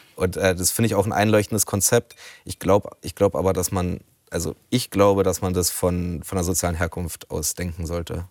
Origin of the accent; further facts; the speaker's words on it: Berlin, Germany; ich komme aus Rudow in Neukölln